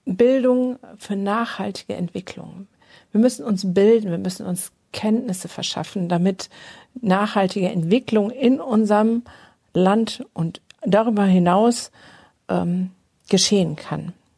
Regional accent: Germany; bei uns in Deutschland

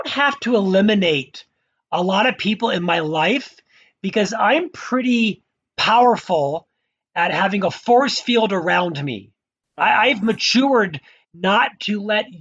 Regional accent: Orlando, Florida, United States; moved away as an adult; also born or lived in Provo, Utah; now in Utah, United States; I was born in Orlando, Florida

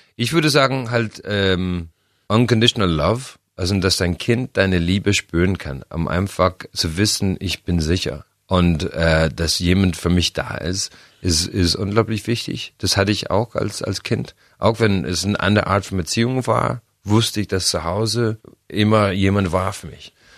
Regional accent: Ireland; German is a second language; moved away; bei uns in Irland

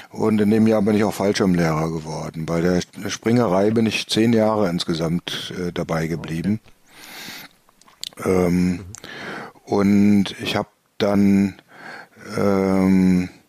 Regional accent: Bremen, Germany; born there; now in Mörfelden-Walldorf, Germany; Ähm, ich bin 1957 geboren in Bremen. Da seht ihr schon, ich habe schon ein paar Jährchen auf dem Buckel.

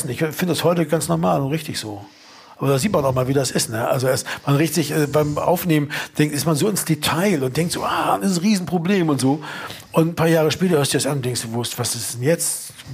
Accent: Berlin, Germany; kennen wir als Berliner auch

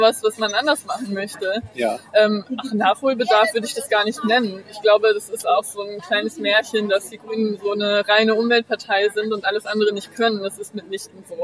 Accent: Bremen, Germany; moved away as an adult; also born or lived in Achim / Uppsala / New York / London; in Bremen aufgewachsen und habe hier ähm, mein Abi gemacht

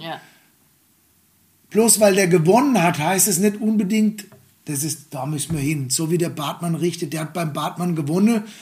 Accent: Germany; bei uns in Deutschland

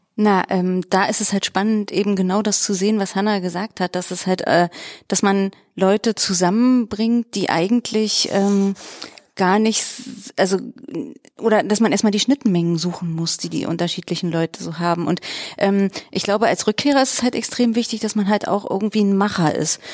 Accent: Treuenbrietzen, Brandenburg, Germany; moved away as an adult; also born or lived in Weimar; mein Mann und ich, wir kommen eigentlich aus Träumbrizen und Umgebung

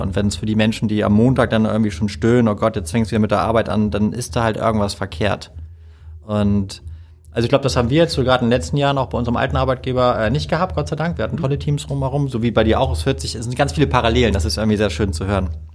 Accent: Hamburg, Germany; ich bin ein Hamburger Jung

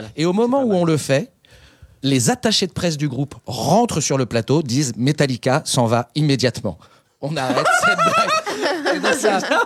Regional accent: England, United Kingdom; moved away; je suis anglais

